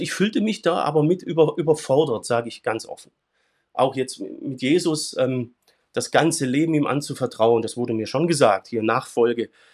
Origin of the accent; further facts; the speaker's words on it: Swabia, Germany; in meinem schwäbischen Kulturkreis, wo ich herkomme